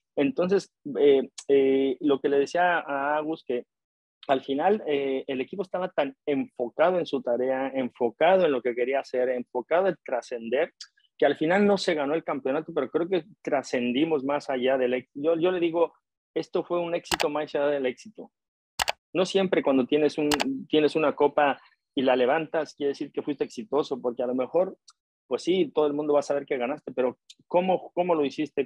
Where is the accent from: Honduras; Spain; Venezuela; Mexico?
Mexico